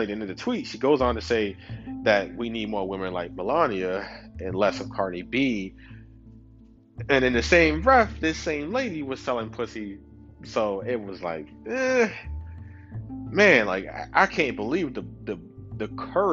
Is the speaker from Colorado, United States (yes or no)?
no; New York City, New York, United States; I'm from Brooklyn. I ain't from no other motherfucking country